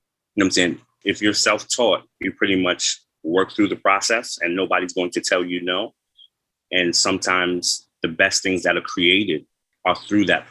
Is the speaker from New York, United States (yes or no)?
yes; Farmingdale, New York, United States; when I grew up in Farmingdale, Long Island